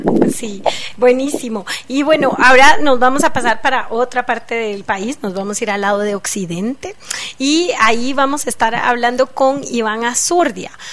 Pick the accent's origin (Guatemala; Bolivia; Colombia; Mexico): Guatemala; como guatemaltecos